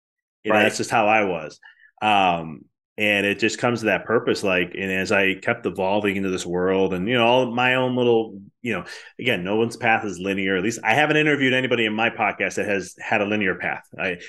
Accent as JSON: {"language": "English", "town": "Chicago", "region": "Illinois", "country": "United States", "said": "Like I experienced this when I moved from Chicago and I went to school at Arizona for a little bit."}